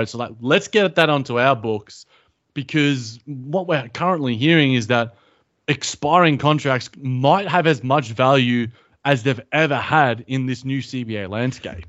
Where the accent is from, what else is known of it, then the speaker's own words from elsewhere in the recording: Australia; as an Australian